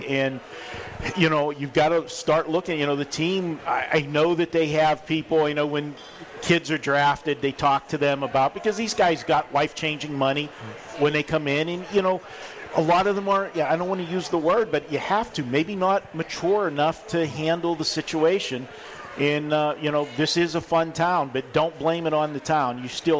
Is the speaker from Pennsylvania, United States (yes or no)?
yes; Pittsburgh, Pennsylvania, United States; now in Las Vegas, United States; We're not like I came from Pittsburgh and I lived in, rural area, and, sometimes, to find transportation is a different story. Not here in Vegas.